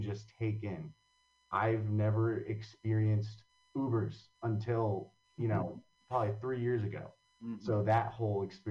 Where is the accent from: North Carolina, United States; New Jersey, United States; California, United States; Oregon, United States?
New Jersey, United States; Long Valley; now in Hoboken, United States; I grew up in Long Valley, New Jersey